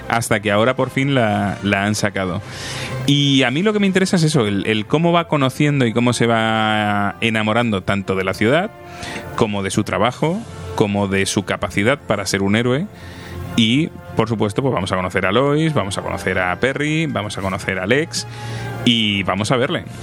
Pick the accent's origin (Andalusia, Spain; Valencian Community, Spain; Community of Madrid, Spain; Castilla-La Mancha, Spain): Community of Madrid, Spain; Madrid; Claro, yo soy un chico de Madrid, de ciudad y.